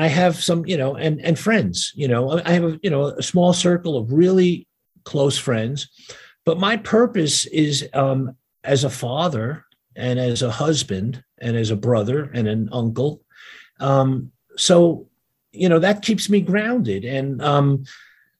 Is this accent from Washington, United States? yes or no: no; New York City, New York, United States; first language Yiddish; English is a second language; I grew up in Brooklyn in a neighborhood where, you know, everybody could hang out